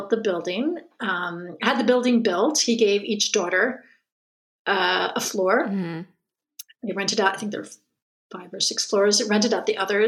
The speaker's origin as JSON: {"language": "English", "region": "Connecticut", "country": "United States", "moved": "yes", "lives_now": "France", "said": "I'm from Connecticut"}